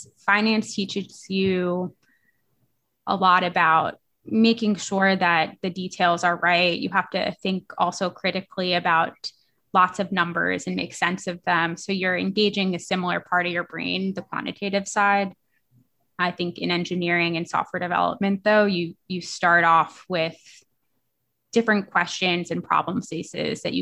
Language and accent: English; New York City, New York, United States; moved away as an adult; now in San Francisco, United States; I grew up in Manhattan, so I'm a city kid, and I moved out to the West Coast to go to Stanford.